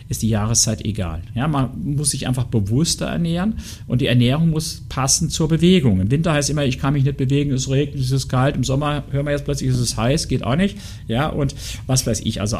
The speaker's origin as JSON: {"language": "German", "region": "Saarland", "country": "Germany", "said": "Also, ich komme ja aus dem Saarland, Grillen und sowas."}